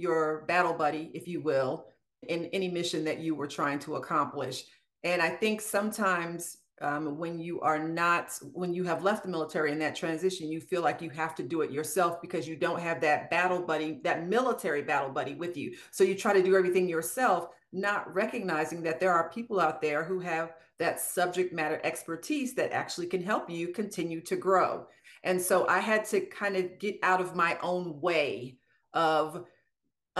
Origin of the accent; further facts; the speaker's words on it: Maryland, United States; moved away as an adult; also born or lived in Washington, D.C.; now in Marietta, Georgia, United States; I'm from Maryland